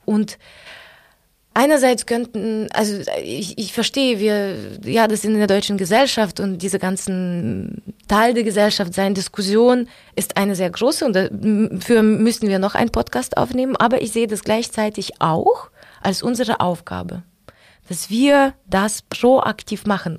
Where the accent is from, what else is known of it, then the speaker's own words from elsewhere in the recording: Ukraine; German is a second language; now in Germany; dass wir jetzt nicht nur Menschen aus der Ukraine sind